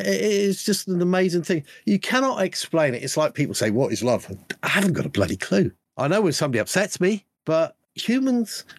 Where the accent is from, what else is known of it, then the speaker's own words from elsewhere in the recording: United Kingdom; me being a Brit